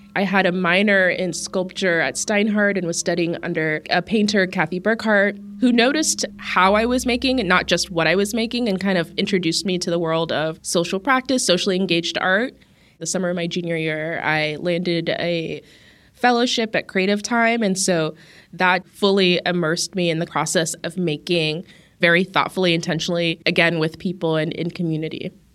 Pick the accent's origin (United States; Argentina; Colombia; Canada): United States; Las Vegas, Nevada; I grew up in Las Vegas to an Ethiopian American family